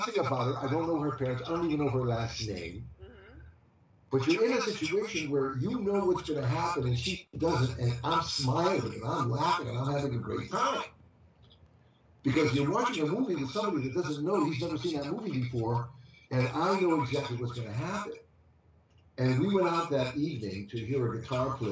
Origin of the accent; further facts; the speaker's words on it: Hartford, Connecticut, United States; moved away; I was born in Hartford, Connecticut